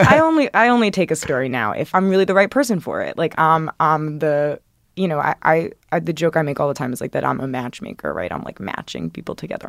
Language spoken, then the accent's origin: English; Athens, Georgia, United States; moved away; I'm from Athens, Georgia.